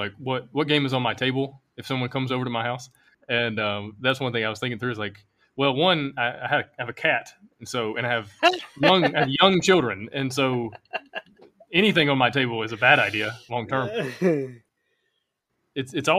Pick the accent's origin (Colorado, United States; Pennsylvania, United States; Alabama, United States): Alabama, United States; moved away as an adult; I'm from Alabama. You know, it's probably why I have this accent.